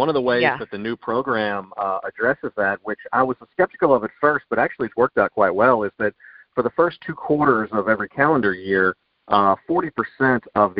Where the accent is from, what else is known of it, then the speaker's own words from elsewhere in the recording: Mobile, Alabama, United States; moved away as an adult; also born or lived in New Orleans, Louisiana / Edinburgh, Scotland; I am from Mobile, Alabama